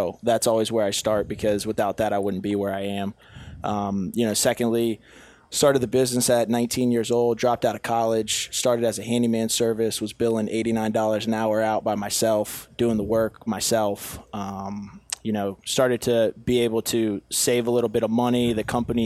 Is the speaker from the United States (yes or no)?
yes; Northern Virginia, United States; I'm from Northern Virginia